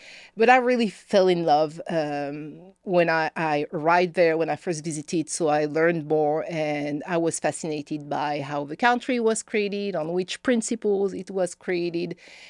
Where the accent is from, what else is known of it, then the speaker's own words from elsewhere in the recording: Texas, United States; accent: Northeast Texas; I am a Texan.